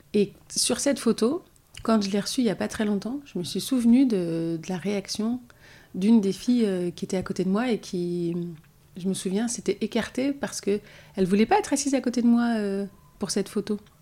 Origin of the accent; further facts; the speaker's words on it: Orly, Île-de-France, France; j'ai grandi dans un quartier à Orly, dans le Val-de-Marne